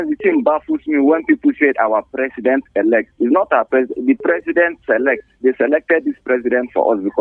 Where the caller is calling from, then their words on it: Bukuru, Plateau, Nigeria; I'm calling from Old Bukuru Park.